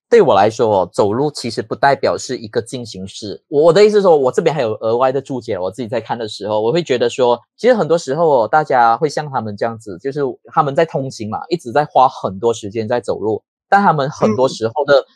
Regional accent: a small fishing village in Perak, Malaysia; now in Kuala Lumpur, Malaysia; 我是一个在霹雳族的一个小渔村叫班代尔米斯的

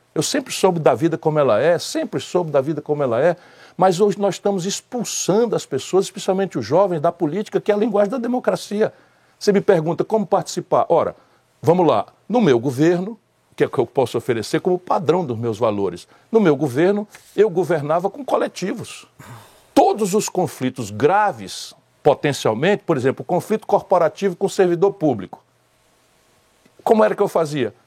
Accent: Northeast Region, Brazil; no Nordeste, de onde eu venho

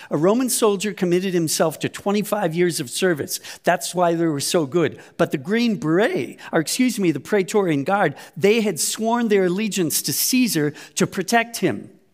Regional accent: United States; now in Germany; United States

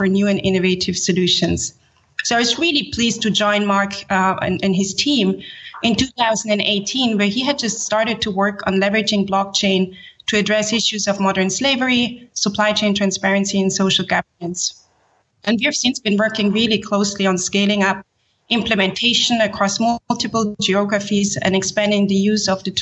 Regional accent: Switzerland; also born or lived in Haiti / Geneva, Switzerland; I grew up in Switzerland and studied international relations here in Geneva, where I'm based

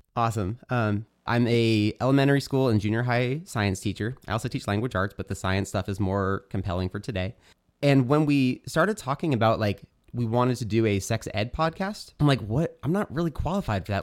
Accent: United States; also born or lived in California; growing up in America

